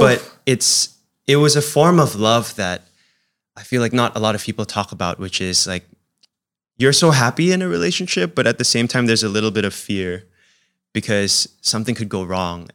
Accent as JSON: {"language": "English", "country": "Singapore", "tie": "born or raised there", "also_born_or_lived": "United States", "said": "I was in an Indonesian family, but we also kinda spoke Chinese in the house too, and, and then growing up in Singapore."}